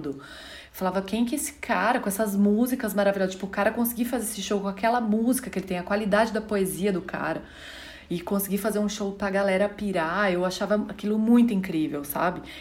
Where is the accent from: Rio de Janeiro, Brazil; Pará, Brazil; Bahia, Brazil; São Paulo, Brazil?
São Paulo, Brazil; Rio Claro; sou cantora, vim de Rio Claro e sou sua fã.